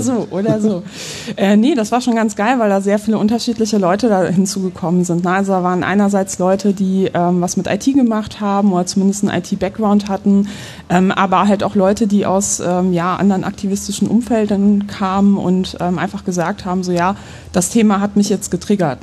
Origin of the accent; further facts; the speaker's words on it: Poland; now in Germany; ich bin gebürtig aus Polen. Das heißt, ich bin mit so Horrorgeschichten über übergriffige Staaten auch groß geworden